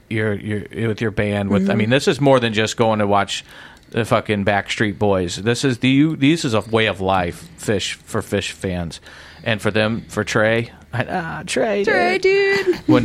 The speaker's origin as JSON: {"language": "English", "region": "Illinois", "country": "United States", "said": "I'm from Illinois"}